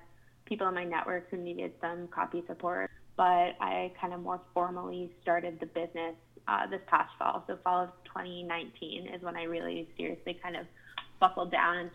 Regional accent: Pittsburgh, Pennsylvania, United States; now in New York City, United States; Based out of New York City, but I'm originally from Pittsburgh, Pennsylvania

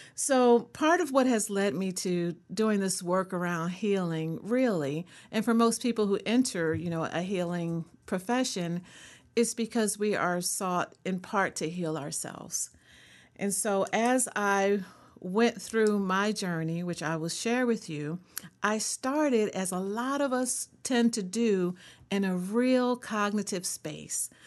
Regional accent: Philadelphia, Pennsylvania, United States; also born or lived in Colorado; now in North Carolina, United States; I am a native Philadelphian

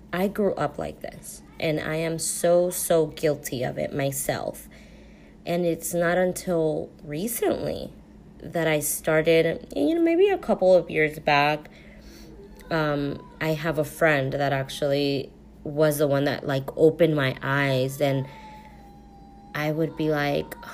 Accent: United States; also born or lived in Mexico; I was born in Mexico, both Mexican parents. I was raised here, came here very, very young when I was only 10 months old

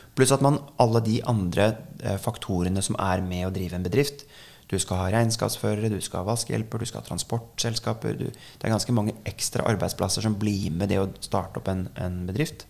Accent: Norway; vi nordmenn

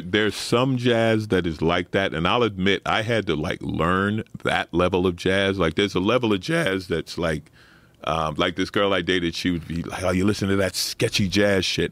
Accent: New York City, New York, United States; I grew up in Saint Albans, Queens, working class

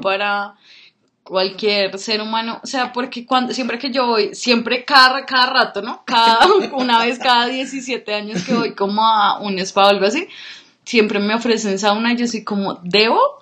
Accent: Colombia; nací acá en Colombia

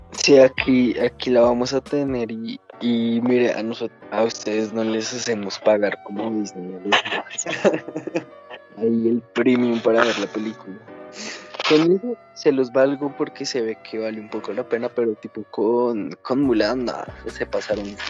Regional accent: Colombia; somos de Colombia

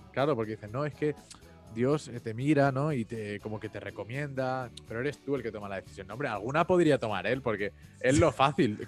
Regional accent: Mallorca, Balearic Islands, Spain; also born or lived in Rome; yo soy de Mallorca, yo sé lo que es Magaluf

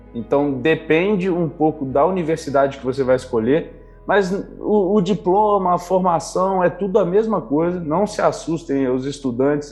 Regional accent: Pedra Azul, Espírito Santo, Brazil; eu sou de Pedra Azul, interior do Espírito Santo, capixaba de origem

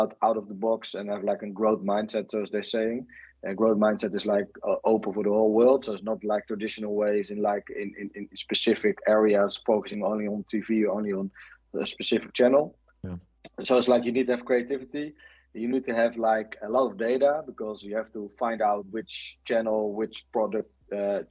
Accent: Netherlands; I'm from the Netherlands.

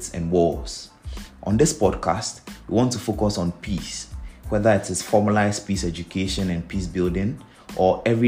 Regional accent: Ghana; Ghana, my home country

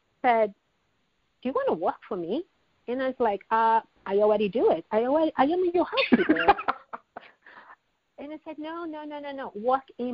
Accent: Brazil; moved away as an adult; now in United States; That transition from Brazil to U.S. was a life-changing experience that I survived

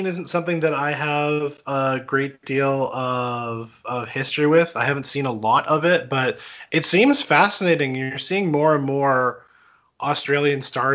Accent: Winnipeg, Manitoba, Canada; as a Winnipegger

